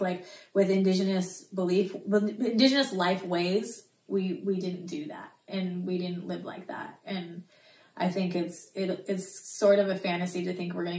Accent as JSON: {"language": "English", "town": "Mariposa", "region": "California", "country": "United States", "tie": "born or raised there", "said": "from Yosemite, Mariposa area, born there and raised there"}